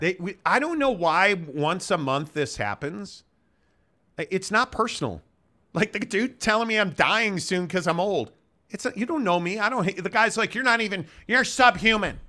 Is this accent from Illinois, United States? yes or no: yes; Chicago, Illinois, United States; moved away; I grew up in Chicago as a Catholic Notre Dame fan.